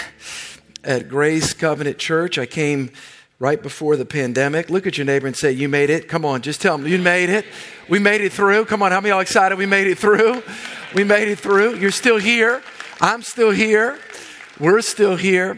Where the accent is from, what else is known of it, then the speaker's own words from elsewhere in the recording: New Orleans, Louisiana, United States; I grew up in the New Orleans area